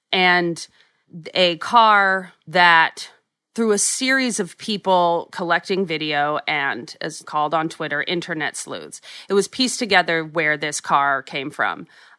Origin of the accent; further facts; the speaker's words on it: New York City, New York, United States; being a New Yorker